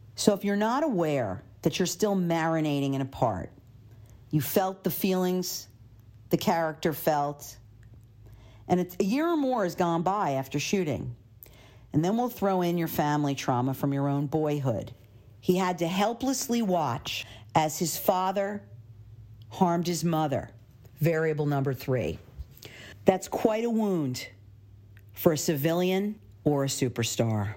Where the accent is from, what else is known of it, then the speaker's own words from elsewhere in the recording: Philadelphia, Pennsylvania, United States; my hometown of Philadelphia